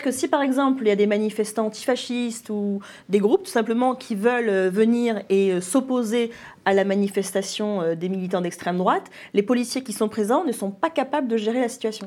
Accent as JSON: {"language": "French", "country": "France", "said": "chez nous en France"}